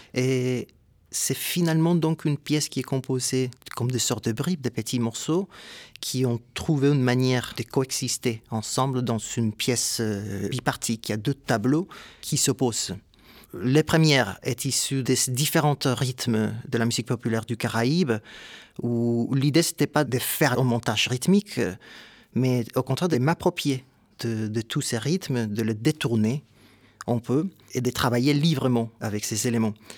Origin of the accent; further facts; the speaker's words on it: Ponce, Puerto Rico; moved away; also born or lived in San Juan, Puerto Rico; Je viens de Porto Rico